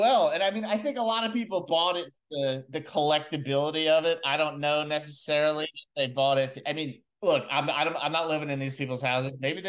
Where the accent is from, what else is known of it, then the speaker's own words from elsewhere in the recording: New Jersey, United States; also born or lived in North Carolina; I'm originally from New Jersey, but I was down in North Carolina, and then I moved back up to take the job.